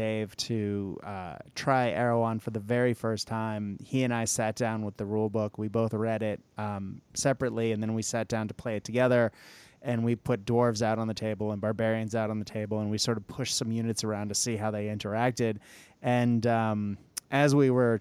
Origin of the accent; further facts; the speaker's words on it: United States; an American who teaches children Australian English